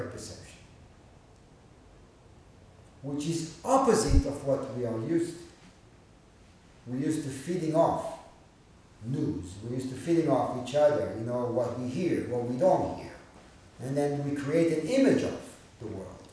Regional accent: Israel; moved away; growing up in Israel.

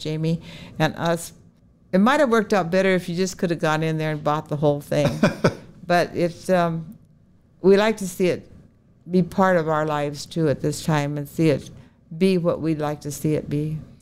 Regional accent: Oregon, United States; now in Bismarck, United States; I was growing up in Oregon

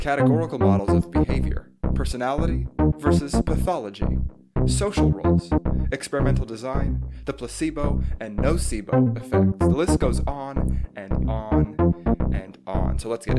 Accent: Montreal, Quebec, Canada; my hometown of Montreal.

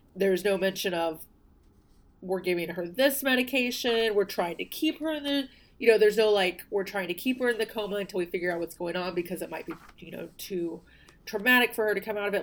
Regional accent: the South, United States; I'm from the South.

